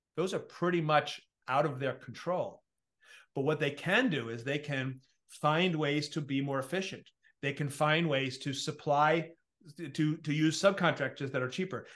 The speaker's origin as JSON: {"language": "English", "region": "New York", "country": "United States", "said": "I come from New York"}